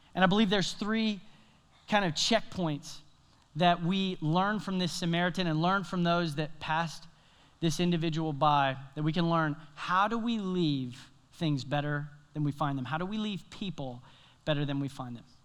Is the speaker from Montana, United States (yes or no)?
no; Tennessee, United States; now in South Carolina, United States; my home state, Tennessee.